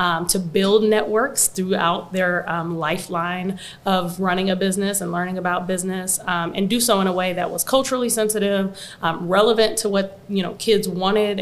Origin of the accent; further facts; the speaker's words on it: Quincy, Illinois, United States; also born or lived in Chicago; I'm initially from Quincy, Illinois, so there wasn't a ton of opportunity or exposure or really anything there